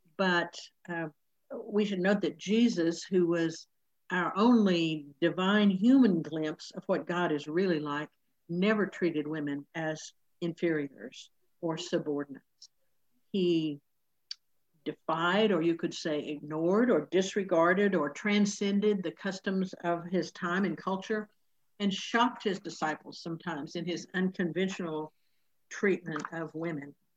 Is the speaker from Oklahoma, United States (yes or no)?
yes; Oklahoma, United States; this is the church where I grew up here in Oklahoma